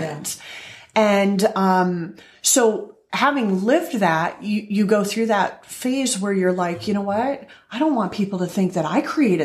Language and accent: English; Iowa, United States; moved away; I'm from Iowa